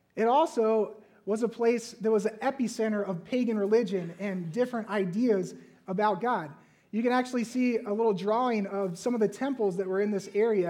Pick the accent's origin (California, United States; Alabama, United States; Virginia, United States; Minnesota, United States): Virginia, United States; moved away; growing up in Virginia